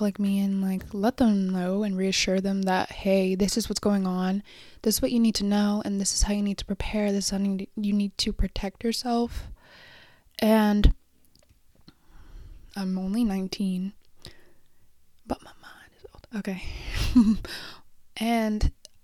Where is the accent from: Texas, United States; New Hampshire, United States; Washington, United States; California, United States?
California, United States; Oxnard; moved away; Originally, I'm from Oxnard, like Ventura, Beachy